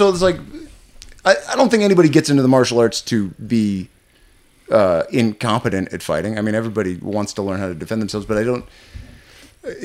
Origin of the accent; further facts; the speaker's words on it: Chicago, Illinois, United States; I grew up here. Yeah. Okay. Yeah, I grew up in Chicago.